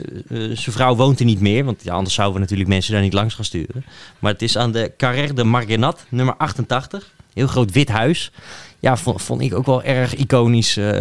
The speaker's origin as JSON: {"language": "Dutch", "country": "Netherlands"}